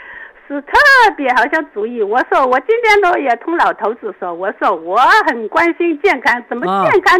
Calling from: Wenzhou, Zhejiang, China; 我是温州的。

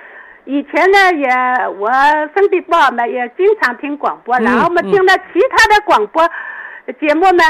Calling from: Wenzhou, Zhejiang, China; 我是温州的。

